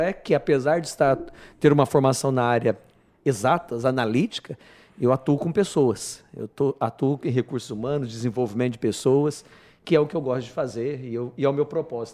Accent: Goiânia, Goiás, Brazil; moved away as an adult; also born or lived in Maringá, Paraná; now in Rondonópolis, Brazil; Vim de Goiânia, diretamente de Goiânia, mas nasci em Maringá. Então costumo brincar que eu sou paranaense de nascença, goiano de coração e mato-grossense de convicção

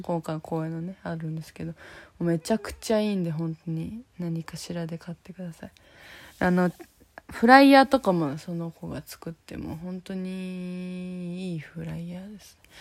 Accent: Fukuoka, Japan; now in Tokyo, Japan; 私たちは福岡出身なんで

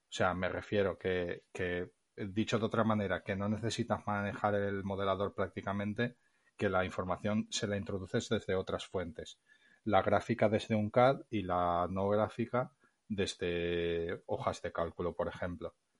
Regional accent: Valencia, Valencian Community, Spain; yo soy de Valencia, pero vivo en un pueblo a las afueras

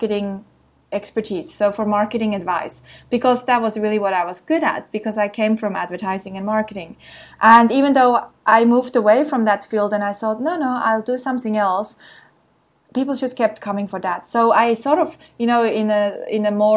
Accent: Switzerland; moved away as an adult; now in Sydney, Australia; I grew up in Switzerland, worked in marketing and advertising, moved to Sydney

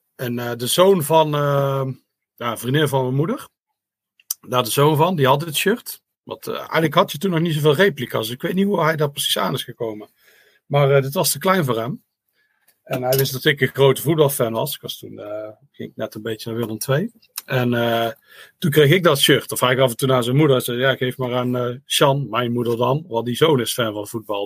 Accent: Netherlands; als Nederlander

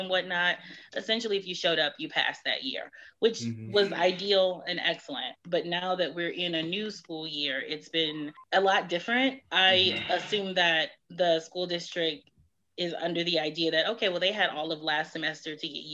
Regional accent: Detroit, Michigan, United States; moved away; also born or lived in Houston; I'm from Detroit

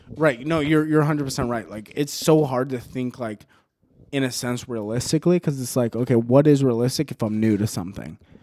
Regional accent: Mesa, Arizona, United States; moved away; also born or lived in El Paso, Texas; Mesa, Arizona is my hometown. Arizona is my home state

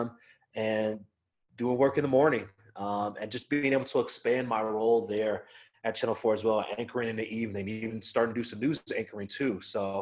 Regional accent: Denver, Colorado, United States; growing up in Denver

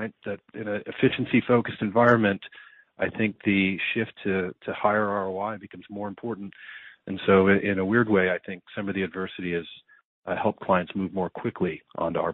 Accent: United States; as an American

